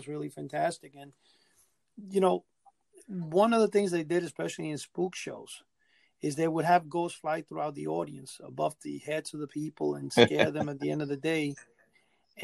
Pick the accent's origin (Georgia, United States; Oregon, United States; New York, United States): New York, United States; New York City; I grew up in Manhattan